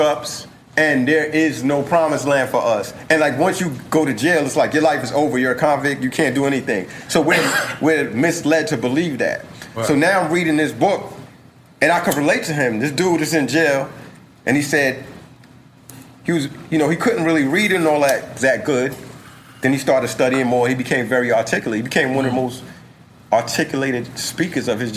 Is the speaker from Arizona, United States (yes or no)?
no; New York City, New York, United States; also born or lived in Bed-Stuy, Brooklyn; The bridge is where I came up